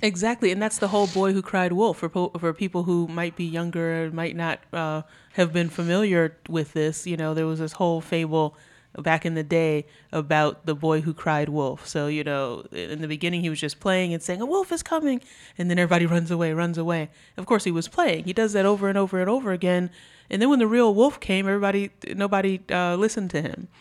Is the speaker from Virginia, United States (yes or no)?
no; New York, United States; moved away; I grew up in New York.